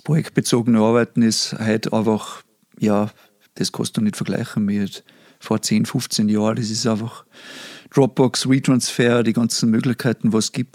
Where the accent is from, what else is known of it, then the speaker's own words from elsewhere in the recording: Pinzgau, Salzburg, Austria; accent: Pinzgau dialect; Ich hoffe, die Leute verstehen meinen Dialekt, obwohl ich jetzt nicht einmal so extrem pinzgarisch rede